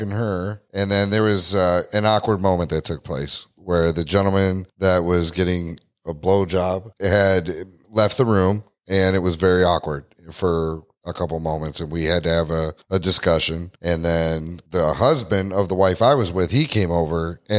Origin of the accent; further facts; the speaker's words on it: Missouri, United States; I grew up in Missouri. It's the show me state.